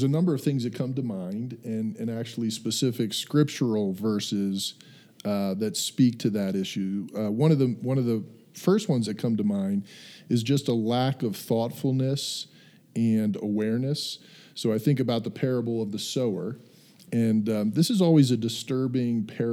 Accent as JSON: {"language": "English", "town": "York", "region": "Pennsylvania", "country": "United States", "tie": "born or raised there", "said": "I grew up in Pennsylvania, York"}